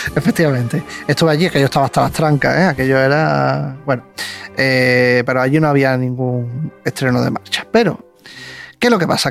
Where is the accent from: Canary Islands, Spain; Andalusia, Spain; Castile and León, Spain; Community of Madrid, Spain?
Andalusia, Spain; yo soy de San Juan.